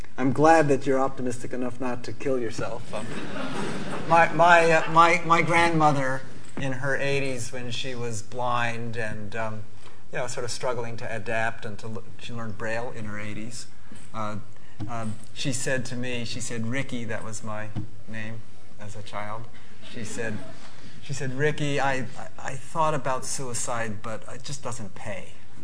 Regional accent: Madison, Wisconsin, United States; In my hometown of Madison, Wisconsin

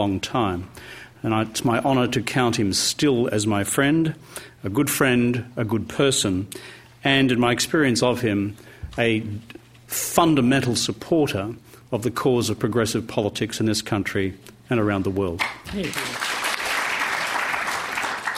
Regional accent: Queensland, Australia; my home state of Queensland

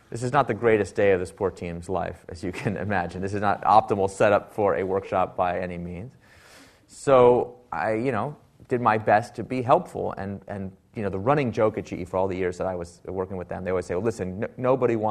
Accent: Silicon Valley, California, United States; I am from Silicon Valley

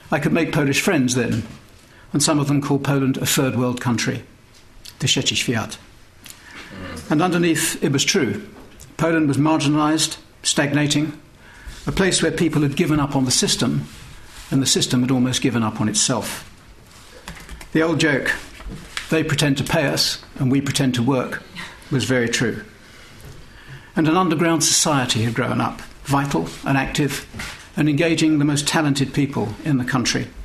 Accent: United Kingdom; As a British diplomat, I was lucky enough to take part in that journey

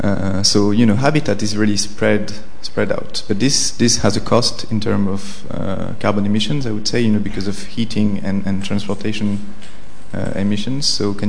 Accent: France; now in United Kingdom; I come from France

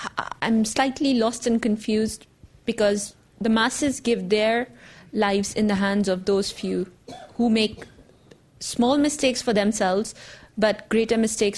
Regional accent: Pakistan; I come from Pakistan.

